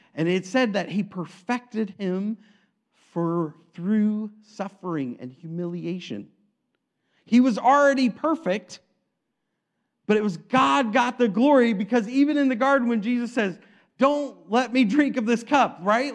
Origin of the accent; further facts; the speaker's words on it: Aledo, Illinois, United States; I grew up in Alito